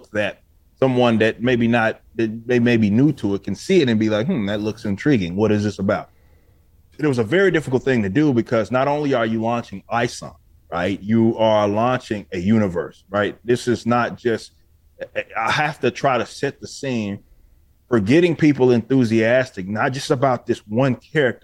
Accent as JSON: {"language": "English", "region": "Texas", "country": "United States", "said": "I'm from Texas. So I was like, I know Texas. I've lived North Texas, South Texas"}